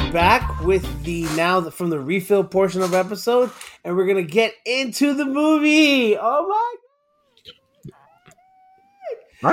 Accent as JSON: {"language": "English", "region": "Florida", "country": "United States", "tie": "born or raised there", "moved": "as an adult", "lives_now": "Houston, United States", "said": "I grew up most of my life in Florida."}